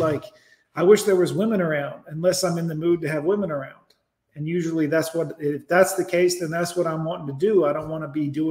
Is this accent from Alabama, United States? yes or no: yes; Alabama, United States; I'm from the country now. Make no mistake, I'm from Alabama